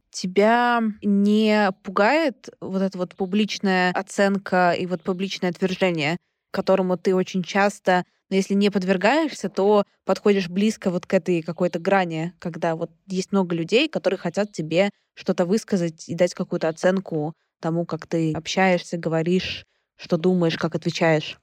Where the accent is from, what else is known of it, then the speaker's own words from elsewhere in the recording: Saint Petersburg, Russia; Я сама петербурженка